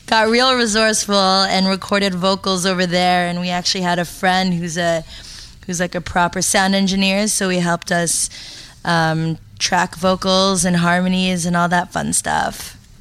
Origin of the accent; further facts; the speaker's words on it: Toronto, Ontario, Canada; also born or lived in Montreal; I was born in Montreal and then I moved here when I was in elementary school. And I actually grew up in Scarborough